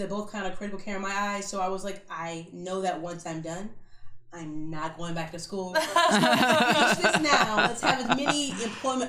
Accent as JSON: {"language": "English", "town": "Kissimmee", "region": "Florida", "country": "United States", "tie": "born or raised there", "said": "Born and raised in Central Florida, kind of Kissimmee, Disney, Orlando area. I'm probably the only person that's ever like born and raised in Florida."}